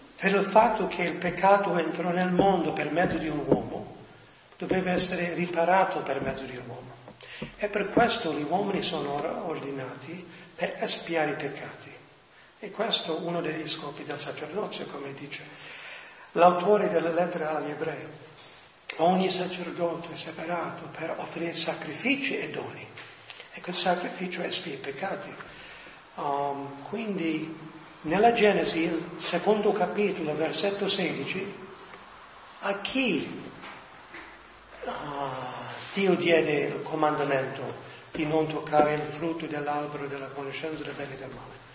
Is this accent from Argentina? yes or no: no; New York, United States; moved away as an adult; now in Rome, Italy; sono nato a New York, ma i miei sono venuti da Salerno a New York